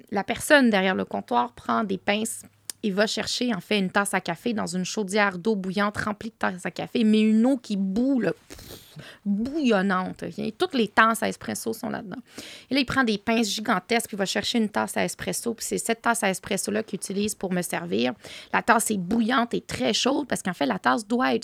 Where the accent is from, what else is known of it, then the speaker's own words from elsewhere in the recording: Quebec, Canada; also born or lived in Tangier, Morocco (family origin); chez nous, chez moi, ici au Québec et au Maroc